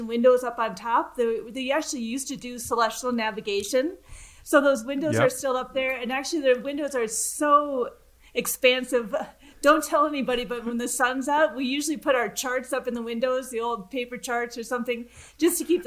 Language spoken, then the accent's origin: English; Midwest, United States; as a young girl growing up in the Midwest